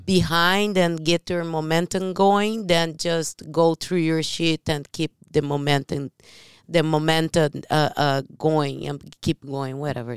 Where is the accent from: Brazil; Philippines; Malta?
Brazil; English is a second language; moved away; I'm from Brazil.